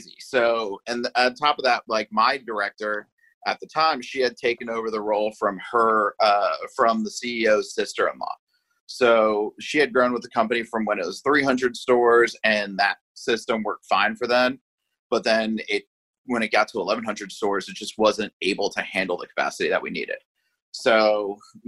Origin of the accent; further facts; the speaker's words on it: Hewlett, New York, United States; moved away as an adult; also born or lived in Indianapolis; now in Los Angeles, United States; I grew up in Hewlett, New York, which is in Long Island